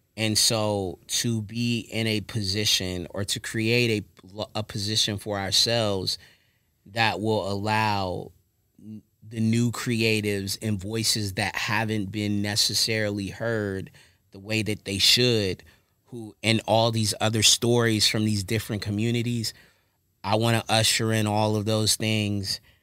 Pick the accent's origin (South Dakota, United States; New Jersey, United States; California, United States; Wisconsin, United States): California, United States; Long Beach; also born or lived in Lewes, Delaware; I'm from the city. I'm, I'm from Long Beach